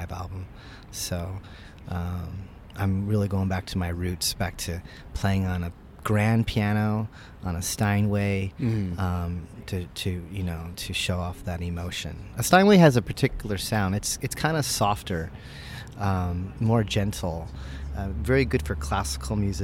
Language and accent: English; Yorba Linda, California, United States; moved away as an adult; now in San Jacinto, United States; I grew up in Yorba Linda